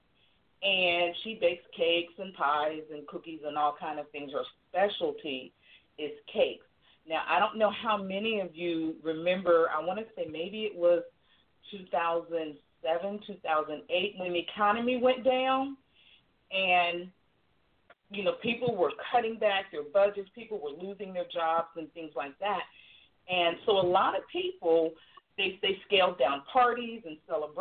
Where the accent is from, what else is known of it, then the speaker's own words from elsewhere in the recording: Virginia, United States; I'm from Virginia